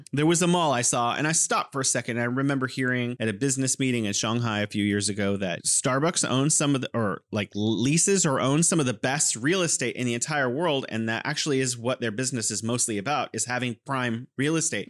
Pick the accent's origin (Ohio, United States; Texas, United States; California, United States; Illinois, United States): California, United States; moved away as an adult; now in Wuhan, China; I'm originally from California, and I'm here in beautiful Wuhan, China